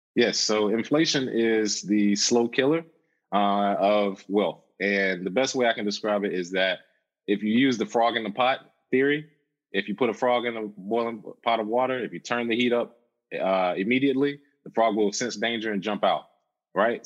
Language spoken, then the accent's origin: English; Charlotte, North Carolina, United States; I'm originally from Charlotte, North Carolina.